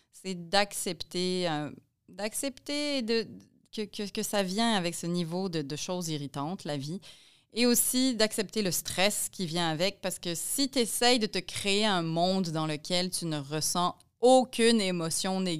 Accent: Poland; lui, je ne sais pas s'il sait que je viens de Pologne

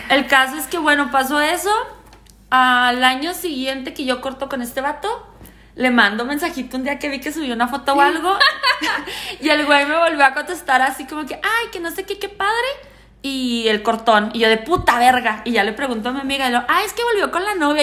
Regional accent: Ciudad Juárez, Chihuahua, Mexico; yo soy de Juárez.

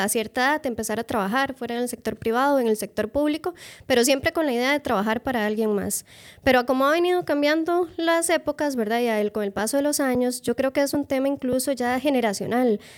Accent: Moravia, San José, Costa Rica; yo soy de Moravia y Moravia no es lo que era antes

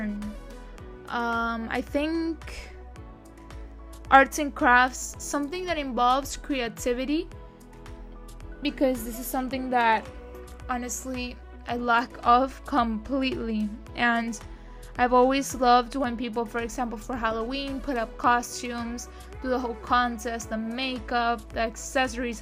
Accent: Spain; now in Miami, United States; My country, my home country is Spain.

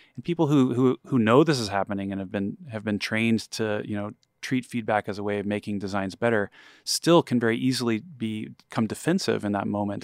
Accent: Texas, United States; I grew up in Texas

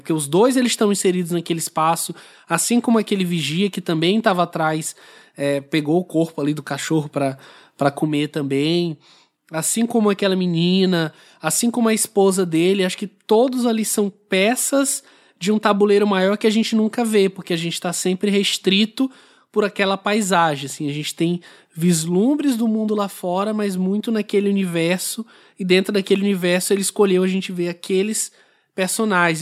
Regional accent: Brazil; para gente aqui como brasileiro

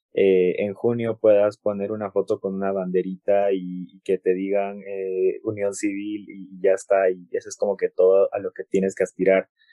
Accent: Cusco, Peru; como soy cusqueño

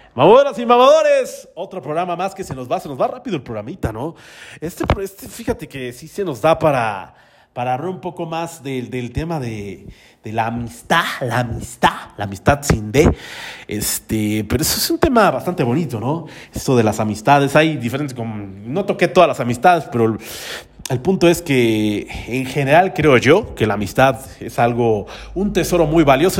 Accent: Tlalnepantla de Baz, State of Mexico, Mexico; yo soy del municipio de Tralepantra, todos mis rumbos son Tralepantra, Naucalpan, este, tal vez Azcapotzalco

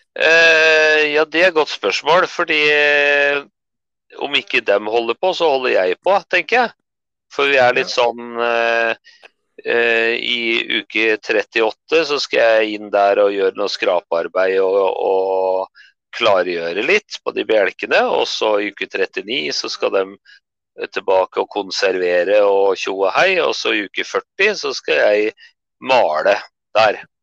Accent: Tynset, Innlandet, Norway; hjemkommunen min da, på Tynset

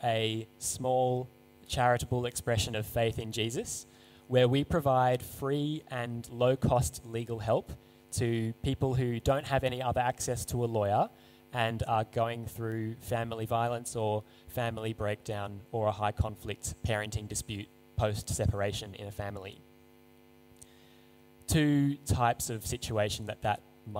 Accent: Seven Hills, New South Wales, Australia; I grew up in Seven Hills, went to school in Baulkham Hills

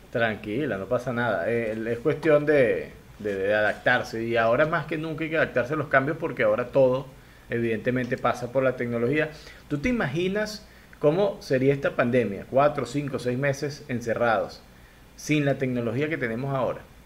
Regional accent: Lara, Venezuela; yo soy guaro, este, de donde yo vengo yo soy guaro

